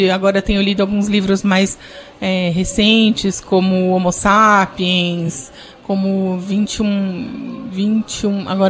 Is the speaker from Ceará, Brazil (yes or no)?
no; São Paulo, Brazil; porque eu sou de São Paulo, torcedora do Palmeiras